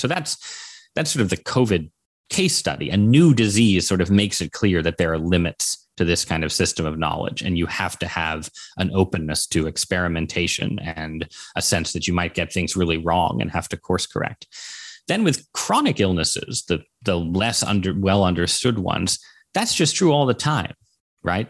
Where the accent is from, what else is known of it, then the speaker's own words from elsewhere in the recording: Connecticut, United States; growing up in Connecticut